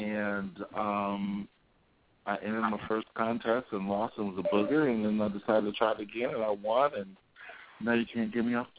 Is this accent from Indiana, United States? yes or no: no; Compton, California, United States; moved away as an adult; now in Hollywood, Florida, United States; comes from humble beginnings. I'm from Compton, California, originally. I reside in Hollywood, Florida now, and I've been there for the last 23 years. And I am 42 years of age